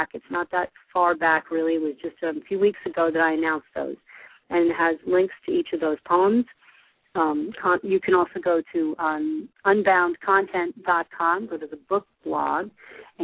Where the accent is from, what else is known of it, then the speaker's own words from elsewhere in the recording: New Jersey, United States; I'm from New Jersey